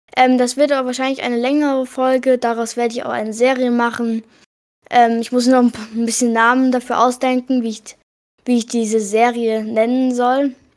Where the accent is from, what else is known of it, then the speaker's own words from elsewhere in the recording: Hesse, Germany; ich komme aus Hessen